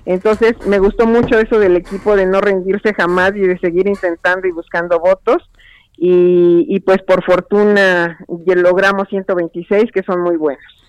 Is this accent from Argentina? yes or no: no; Mexico; soy una experta mexicana en el Comité CEDAW